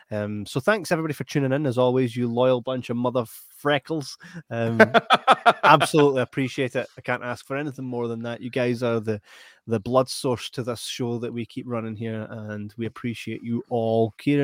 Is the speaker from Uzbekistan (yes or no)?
no; Scotland, United Kingdom